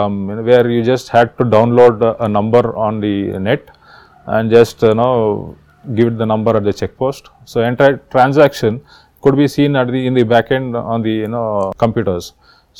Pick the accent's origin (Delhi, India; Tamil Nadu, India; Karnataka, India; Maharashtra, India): Karnataka, India; I am from Karnataka and I am a 2011 batch IAS officer